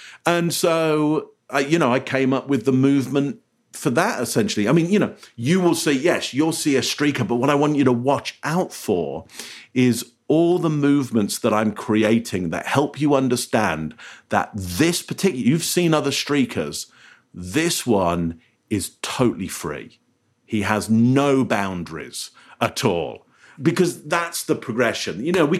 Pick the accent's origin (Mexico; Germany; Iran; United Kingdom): United Kingdom; England; now in Canada; So I live in Canada, Ontario, Canada. As you can hear from my voice, I'm English originally, so I moved here.